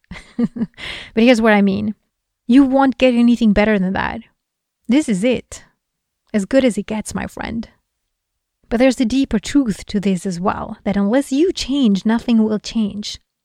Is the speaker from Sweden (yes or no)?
yes; Sweden; Sweden, for example, my home country